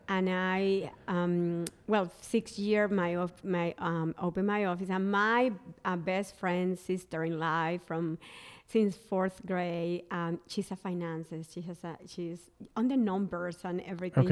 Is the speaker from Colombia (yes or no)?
yes; Barranquilla, Atlántico, Colombia; English is a second language; moved away as an adult; also born or lived in San Francisco, United States; now in Charleston, United States; I moved from my hometown, Barranquilla, Colombia, uh, to San Francisco.